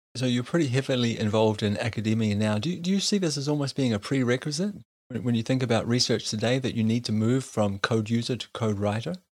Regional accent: New Zealand; growing up in New Zealand

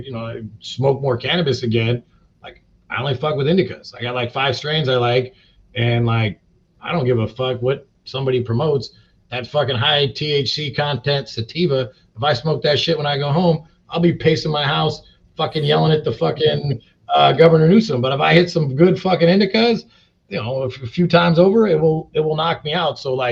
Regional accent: Long Beach, California, United States; I'm from Long Beach.

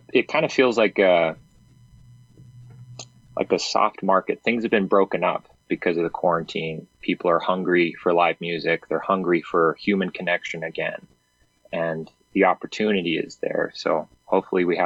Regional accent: Albuquerque, New Mexico, United States; I was born and raised in Albuquerque

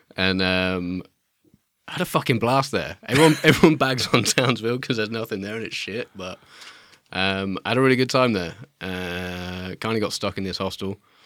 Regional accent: Midlands, United Kingdom; moved away as an adult; I grew up in the Midlands where there's nothing

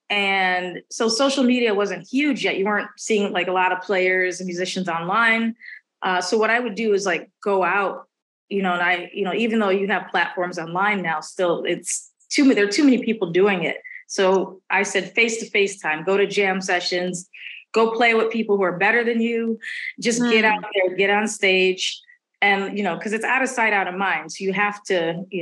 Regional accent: Milwaukee, Wisconsin, United States; moved away as an adult; also born or lived in Boston, United States; now in Los Angeles, United States; I'm from Milwaukee

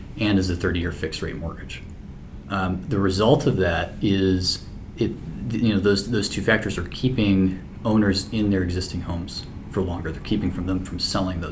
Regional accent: St. Louis, Missouri, United States; also born or lived in New York / Canada; I was in St. Louis, which is my hometown

